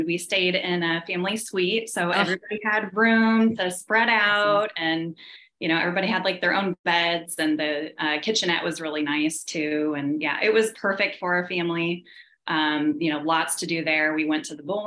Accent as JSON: {"language": "English", "town": "Kansas City", "country": "United States", "said": "we're from Kansas City"}